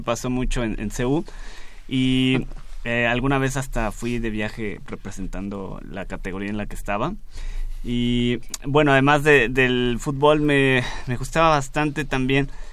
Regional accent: Mexico; como mexicanos

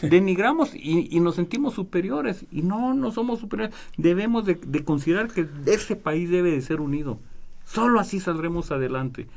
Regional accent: Mexico; somos paisanos. Y nos venimos platicando de México

